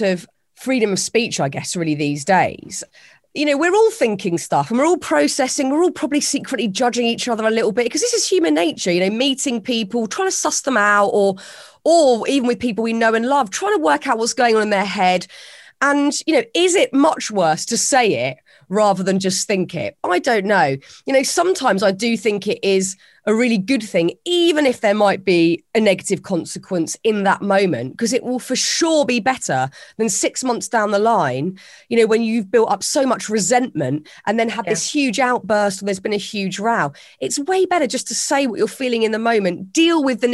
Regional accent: United Kingdom; It's a very British thing to sort of not say what we're thinking and smile and nod

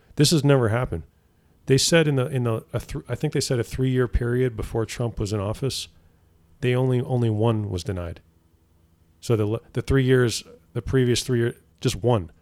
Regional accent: East Coast, United States; moved away; I grew up on the East Coast

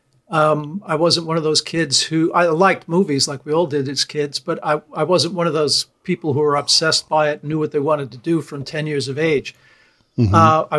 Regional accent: New York, United States; I grew up in New York

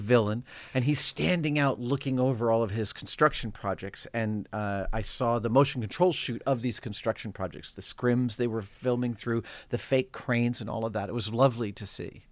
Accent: Sleepy Hollow, New York, United States; now in San Francisco, United States; I grew up in New York, uh, first few years in New York City, then in North Tarrytown, Sleepy Hollow, New York

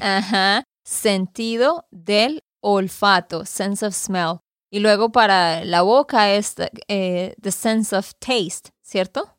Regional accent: Santander, Colombia; de Santander, Colombia

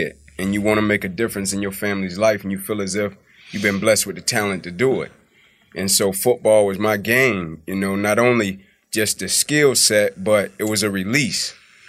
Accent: Atlanta, Georgia, United States; born and raised in Atlanta. Kirkwood, Zone 6.

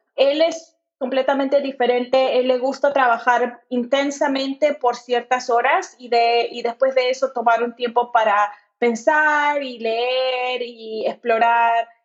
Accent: Lima, Peru; moved away as an adult; also born or lived in Kentucky, United States / Portland, United States; yo crecí en Lima, Perú.

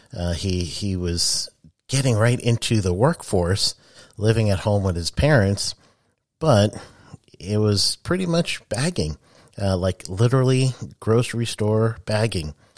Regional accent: New York City, New York, United States; I'm from Queens, New York.

